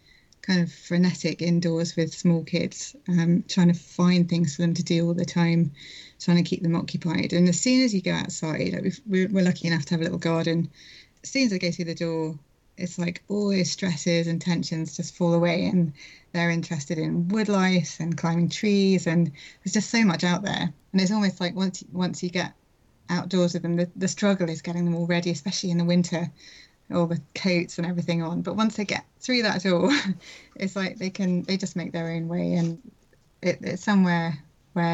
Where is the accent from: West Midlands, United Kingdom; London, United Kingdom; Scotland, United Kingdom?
London, United Kingdom; I grew up in London